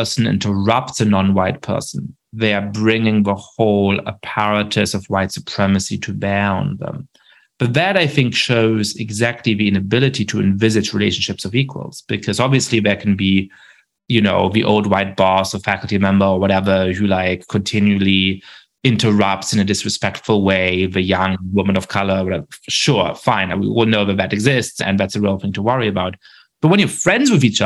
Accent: Germany; I grew up Jewish in Germany

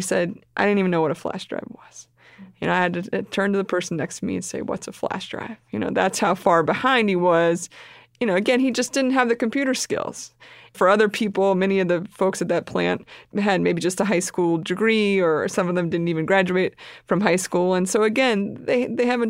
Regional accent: Pennsylvania, United States; It's my home state

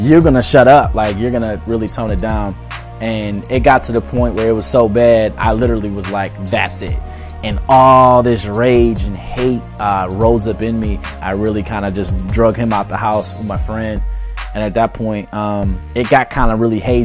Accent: Detroit, Michigan, United States; also born or lived in Madison Heights, Michigan; I'm from Detroit, Michigan. You know, I really grew up in a broken home. Was in Madison Heights until I was about 11 years old.

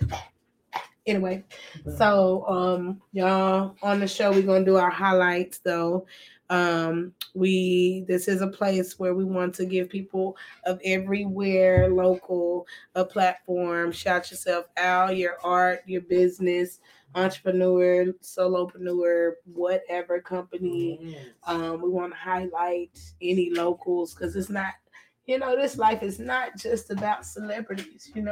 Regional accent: Texas, United States; we're from Texas. We're from Texas

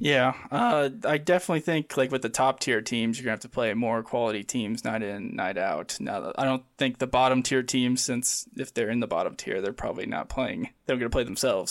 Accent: Midwest of the United States, United States; growing up in the Midwest of the United States here.

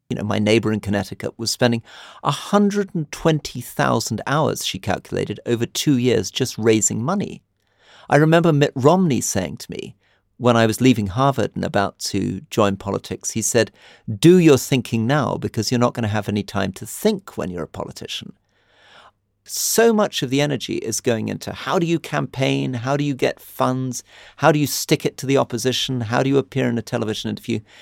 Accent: United Kingdom; now in Jordan; I'm British

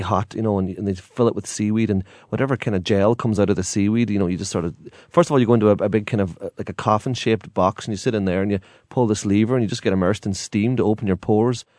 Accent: Ireland

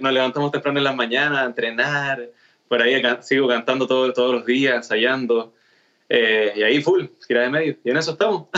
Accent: Chile; soy chileno

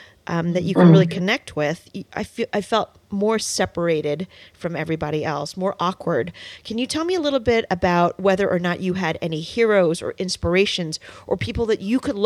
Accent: suburbs of New York, United States; I grew up in the suburbs of New York, and I'm Asian American

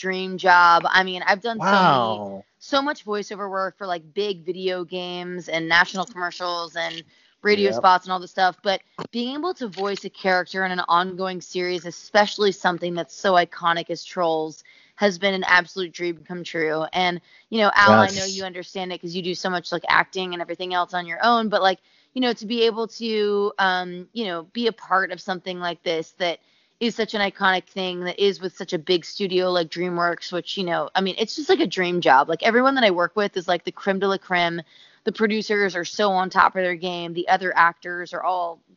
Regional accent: Tampa, Florida, United States; moved away; I'm born and raised in Tampa, Florida, which my parents still live

